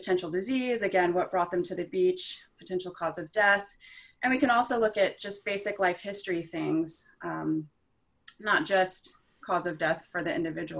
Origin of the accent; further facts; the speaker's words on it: Houston, Texas, United States; I grew up in Houston, Texas, close to the coast